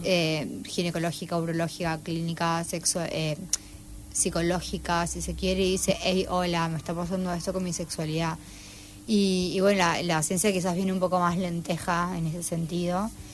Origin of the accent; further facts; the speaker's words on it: San Juan, Argentina; moved away as an adult; also born or lived in Tucumán; now in Rosario, Argentina; Soy tucumana, pero a los a los eh, cuatro años me fui a San Juan, hasta los dieciocho, 18, a los 18 volví a Tucumán a estudiar medicina y después eh, a los 22 me vine acá a Rosario a terminar medicina.